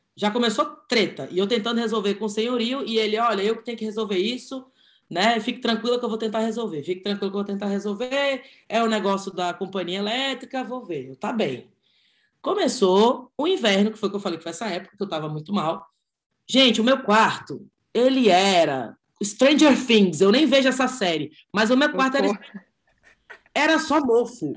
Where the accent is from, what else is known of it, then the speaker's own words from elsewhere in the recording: Brasília, Federal District, Brazil; eu sou de Brasília, é porque a gente é de Brasília